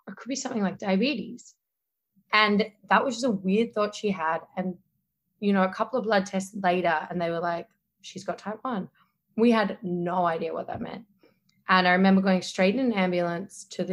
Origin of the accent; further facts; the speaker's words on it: Australia; accent: Australian; now in New York City, United States; my Australian accent